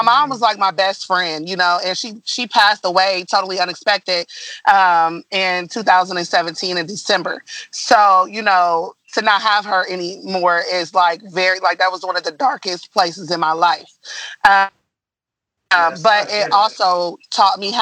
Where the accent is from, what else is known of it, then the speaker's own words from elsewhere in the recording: Columbus, Ohio, United States; moved away as an adult; also born or lived in Dayton, Ohio; right after I was born, my mom had moved us to Columbus. So we had stayed there for years. I was basically raised in Columbus.